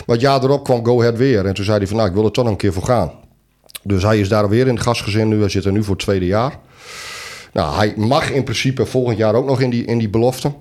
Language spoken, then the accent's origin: Dutch; East Groningen, Netherlands; wij ook uit Oost-Groningen komen